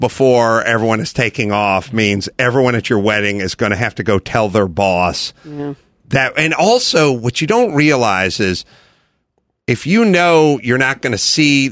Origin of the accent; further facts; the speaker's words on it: Los Angeles, California, United States; I grew up in North Hollywood